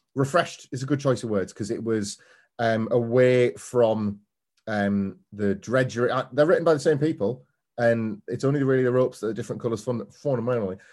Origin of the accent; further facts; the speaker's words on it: Scarborough, Yorkshire and the Humber, United Kingdom; I grew up in Scarborough on the Yorkshire coast